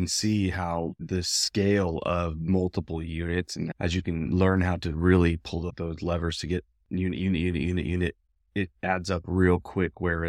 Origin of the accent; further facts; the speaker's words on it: West Coast, United States; As many of you know, I'm from the West Coast